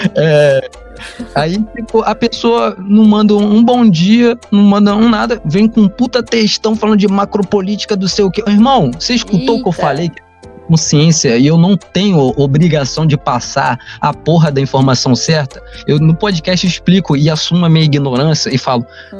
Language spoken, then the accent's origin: Portuguese; Rio de Janeiro, Brazil; A gente é carioca fluminense